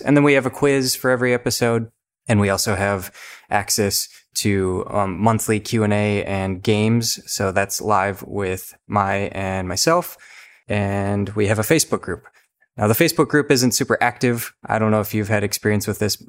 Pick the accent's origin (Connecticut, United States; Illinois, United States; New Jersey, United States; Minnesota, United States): Minnesota, United States; I'm from Minnesota